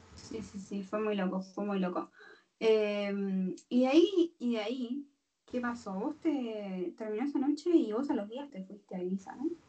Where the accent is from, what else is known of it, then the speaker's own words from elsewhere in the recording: Argentina; also born or lived in Buenos Aires; yo también soy de interior